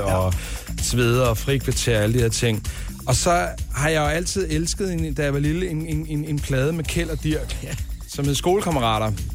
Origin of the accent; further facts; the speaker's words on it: Denmark; vi danskere